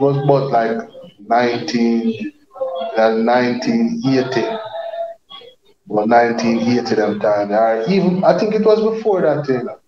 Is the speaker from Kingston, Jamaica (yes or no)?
no; Spanish Town, Saint Catherine, Jamaica; also born or lived in Saint Mary, Jamaica; I grew up in Spanish Town, mm-hmm. you know, but I was born in St. Mary.